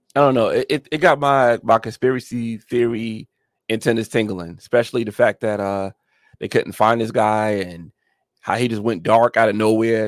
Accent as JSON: {"language": "English", "region": "New York", "country": "United States", "also_born_or_lived": "Atlanta, Georgia", "moved": "yes", "lives_now": "Georgia, United States", "said": "I'm from New York originally"}